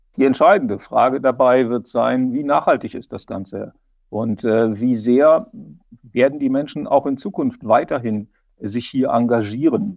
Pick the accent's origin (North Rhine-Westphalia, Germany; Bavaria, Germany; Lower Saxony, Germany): Lower Saxony, Germany; Braunschweig; now in Rhineland-Palatinate, Germany; ich bin, komme ja ursprünglich aus Niedersachsen und weiß, dass man da auch eine starke regionale Identität hat. Also ich komme aus Braunschweig